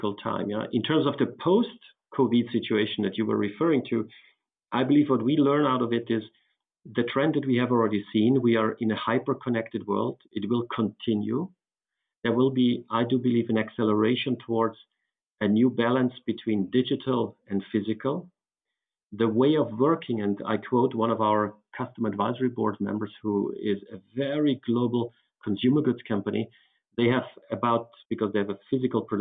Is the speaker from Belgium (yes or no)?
no; Austria; my home country, Austria